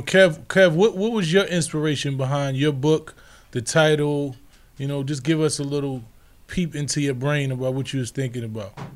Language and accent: English; New York City, New York, United States; where I'm from, my hometown, the Bronx